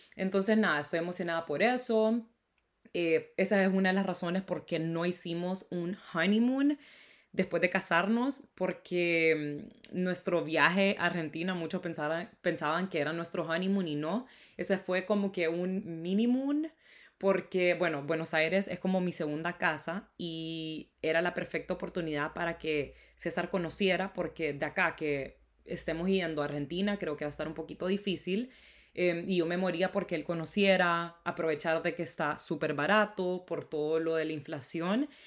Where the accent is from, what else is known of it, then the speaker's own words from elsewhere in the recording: Honduras; El Día de la Independencia de Honduras es el 15 de septiembre y normalmente nos dan eh, feriado